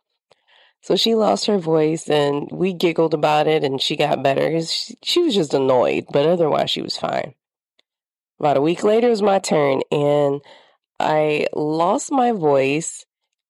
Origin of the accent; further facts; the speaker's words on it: the South, United States; moved away; I grew up in the South, and I grew up in a spot where things are always blooming